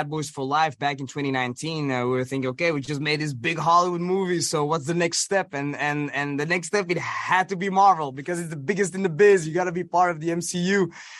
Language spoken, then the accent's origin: English; Belgium; all those TV shows that also, you know, that we grew up watching in Belgium